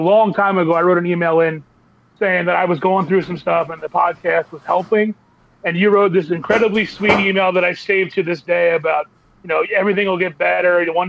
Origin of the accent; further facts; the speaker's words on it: Reading, Pennsylvania, United States; now in West Chester, United States; About half an hour out of Philly in a place called Westchester. But I grew up in Reading